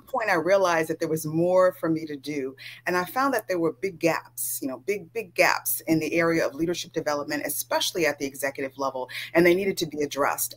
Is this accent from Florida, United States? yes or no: no; California, United States; I grew up in California